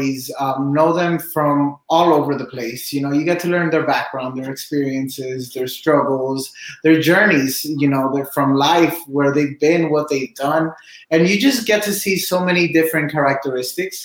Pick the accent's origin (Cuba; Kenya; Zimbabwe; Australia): Cuba; now in Miami, United States; I'm originally from Cuba. I live in Miami